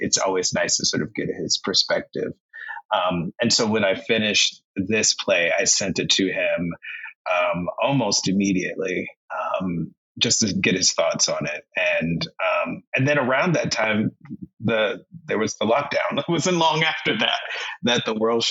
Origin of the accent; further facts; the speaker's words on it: North Carolina, United States; being Black growing up in North Carolina